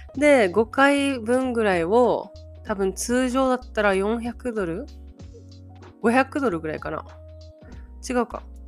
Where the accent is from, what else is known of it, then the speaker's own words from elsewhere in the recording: Japan; 日本だよ